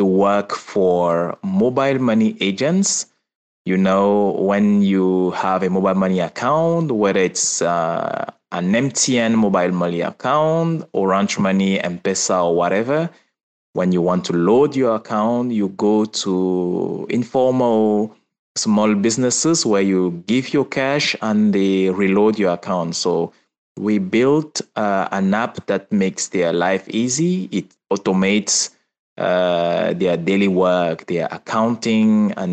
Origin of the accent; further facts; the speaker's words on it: Douala, Littoral, Cameroon; also born or lived in Marseille, France; I was born and raised in Cameroon.